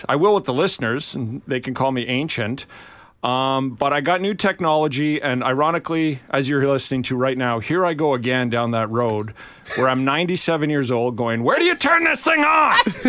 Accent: Canada; as a Canadian

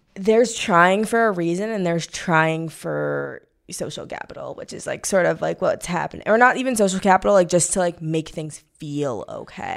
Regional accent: Missouri, United States; moved away; I'm from Missouri

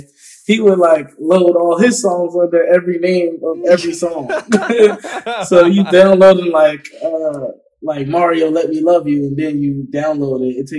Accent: Philadelphia, Pennsylvania, United States; Like, I guess where I grew up, what we all from Philly, where we call Philly, is like, you know, the inner city pretty much.

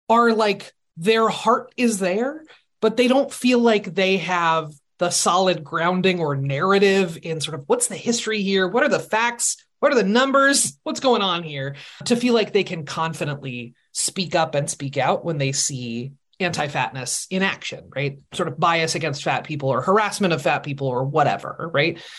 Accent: Seattle, Washington, United States; I am from Seattle.

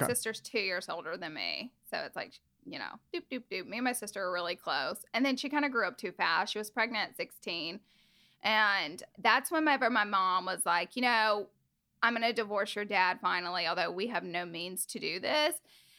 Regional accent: Alabama, United States; accent: Southern; now in Los Angeles, United States; So I am from Alabama. I'm a Southern girl. And I don't have much of a Southern accent anymore, but it's kind of worn off in LA. But when I go back home, I'm like super, super country. And I grew up there with my mom, dad, brother, and si

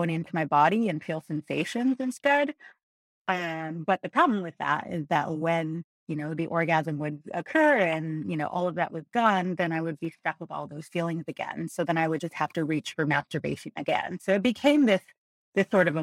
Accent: Montebello, California, United States; I grew up in Montebello, which is the southeast area

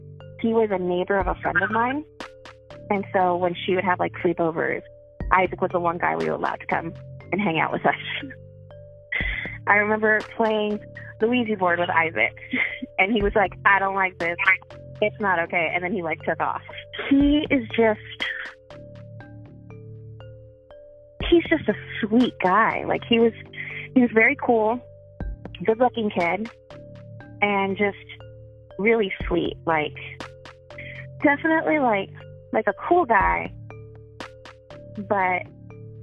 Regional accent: Fillmore, California, United States; moved away; also born or lived in Los Angeles; I grew up in Fillmore, which is just like north of Los Angeles

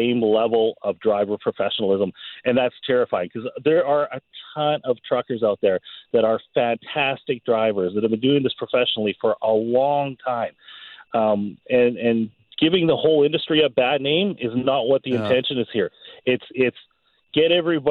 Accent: New Westminster, British Columbia, Canada; moved away as an adult; now in Clearwater, Canada; I grew up in New Westminster, you know, with the hills and things like that.

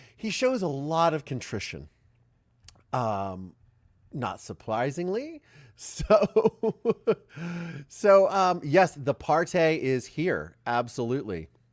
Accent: Ohio, United States; also born or lived in Philadelphia, Pennsylvania; being from Ohio

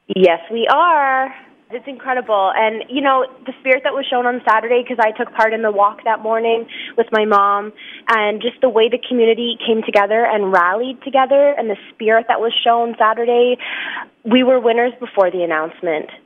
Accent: Lucan, Ontario, Canada; so it is my hometown

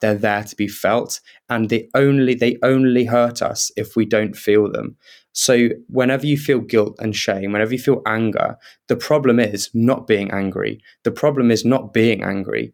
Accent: Kent, South East England, United Kingdom; I grew up in Kent, so I was living in Kent at the time.

